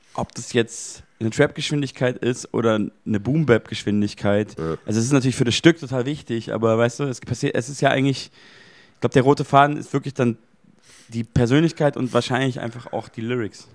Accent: Munich, Bavaria, Germany; in meiner Heimatstadt in München

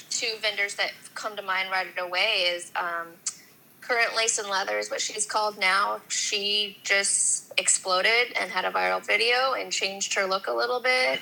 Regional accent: Huntington Beach, California, United States; I'm originally from Huntington Beach in Orange County

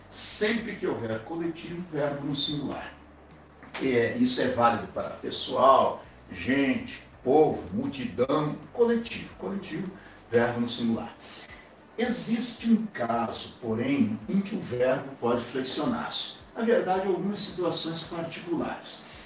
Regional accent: Brazil; como brasileiro, como cidadão

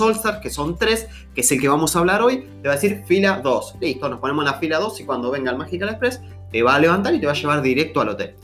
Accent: Argentina; el país es grande, tenemos muchas provincias

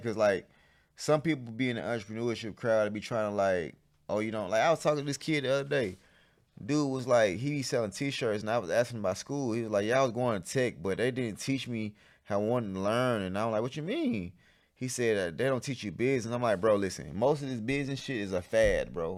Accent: College Park, United States; so I grew up in College Park

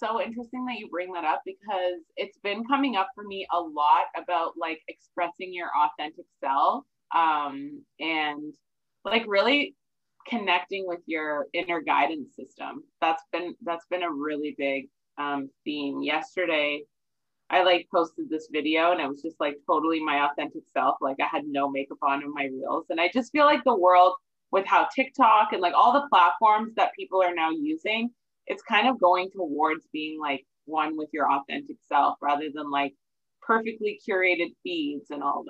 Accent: Ontario, Canada; also born or lived in Athens, Georgia, United States; But I was actually born in Athens, Georgia. So I'm an American and a Canadian.

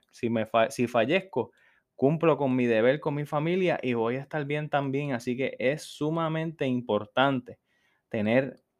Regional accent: New York, United States; born there; yo soy una persona que desde muy joven he ido a Nueva York, de hecho yo nací en Nueva York

